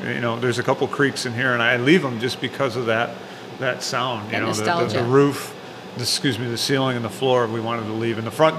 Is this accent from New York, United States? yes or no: yes; Kirkville, New York, United States; also born or lived in Albany / Morrisville; Actually, I was born to Kirkville. My family had moved off to Albany, and then we moved back to Morrisville. And I bought a house down on the end of this road when I was 20. I've lived there ever since.